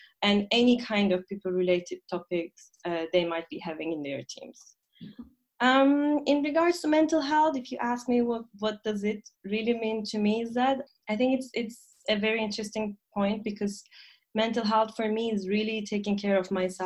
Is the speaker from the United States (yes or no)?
no; Turkey; moved away as an adult; now in Berlin, Germany; I come from Turkey and I moved to Germany for about 6 years ago, right after my master's studies.